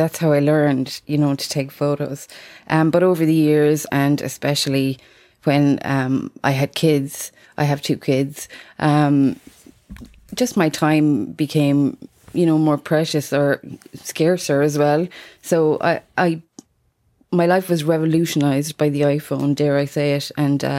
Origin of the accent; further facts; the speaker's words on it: Munster, Ireland; I'm from Tipperary in Ireland.